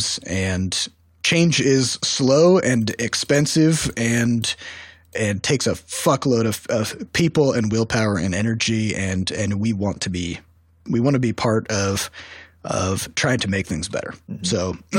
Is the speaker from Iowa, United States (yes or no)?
yes; Iowa, United States; now in St. Louis, United States; we're originally from Iowa, a small rural town of 10,000 people